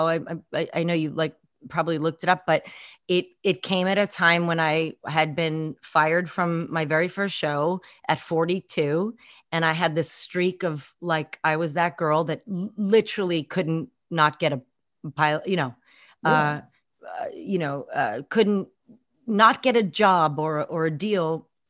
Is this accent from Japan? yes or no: no; Scotland, United Kingdom; I'm partial to Scottish men. I do have a little, I'm Scottish myself